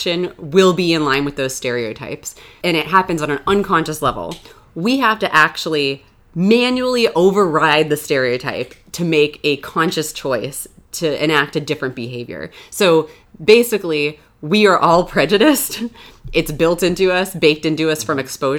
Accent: Florida, United States; moved away as an adult; also born or lived in New York; I grew up in Florida, where it was really warm. Then I moved to New York for graduate school

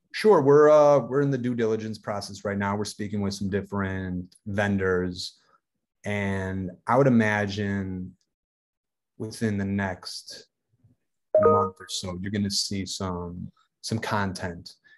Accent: Racine, Wisconsin, United States; I'm from Racine, Wisconsin, which is, you know, it's a, it's, it's a Rust Belt city.

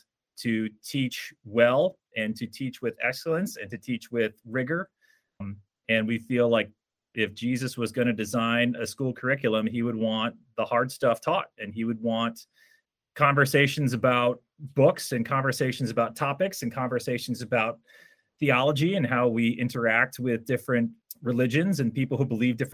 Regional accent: Rhode Island, United States; moved away as an adult; also born or lived in North Carolina; now in Trumbull, Connecticut, United States; So there aren't that many of us from Rhode Island, just because that not many can fit in Rhode Island. But so lifelong New Englander

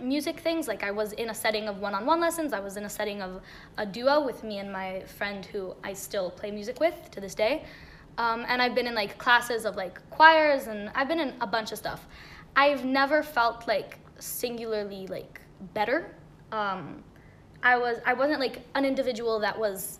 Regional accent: Israel; I'm from Bechemish, Israel.

